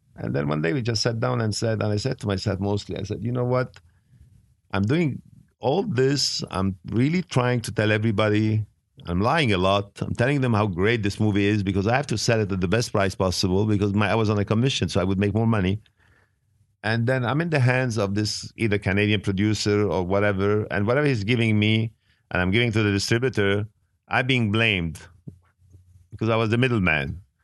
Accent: Beirut, Beirut Governorate, Lebanon; English is a second language; also born or lived in Italy / France / England / Switzerland; now in United States; I was living in Beirut. I was born in Beirut, and I was living in Europe

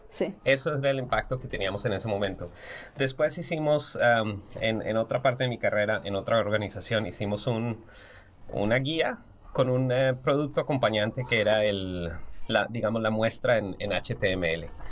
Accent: Colombia; moved away as an adult; also born or lived in Kansas, United States; now in United States; soy diseñador industrial colombiano, pero llevo toda mi práctica profesional en los Estados Unidos.

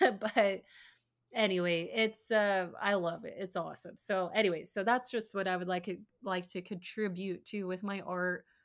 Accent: Arizona, United States; moved away as an adult; also born or lived in Idaho / Utah; now in Tampa, United States; Bailey and I, we grew up in Arizona

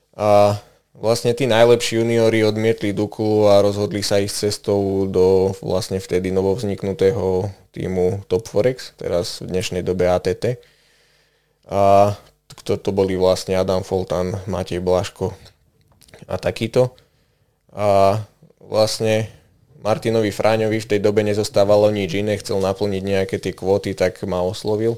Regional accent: Detvianska Huta, Banská Bystrica Region, Slovakia; pochádzam vlastne priamo z Detvianskej huty

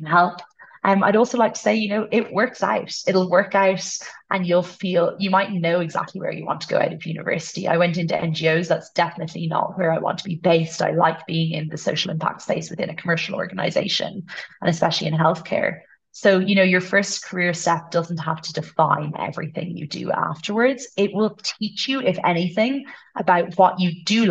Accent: Ireland; first language English; moved away as an adult; also born or lived in United States / Uganda / Malawi; now in Kenya; Ireland is the culture I'm brought up in. It's my first language. English

